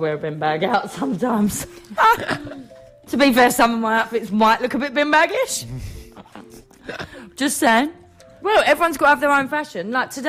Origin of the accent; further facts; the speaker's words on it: Essex, East of England, United Kingdom; moved away as an adult; also born or lived in London; now in Manchester, United Kingdom; I'm blonde from Essex